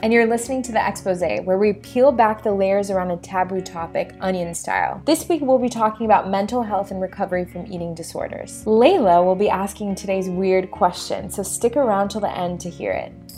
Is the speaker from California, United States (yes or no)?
no; Florida, United States; moved away; also born or lived in New York; In Florida, I grew up in Florida